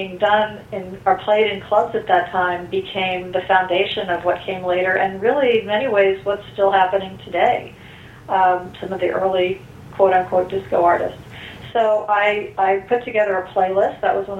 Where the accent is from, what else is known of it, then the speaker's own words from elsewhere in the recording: Westchester, New York, United States; I grew up in Westchester, New York